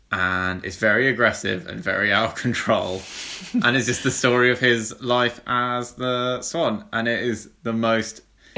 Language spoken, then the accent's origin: English; England, United Kingdom; English people.